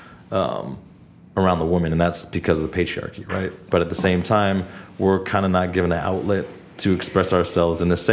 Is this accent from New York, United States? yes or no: no; Los Angeles, California, United States; also born or lived in Santa Barbara; I am Asian American, born and raised in LA, the Valley, rather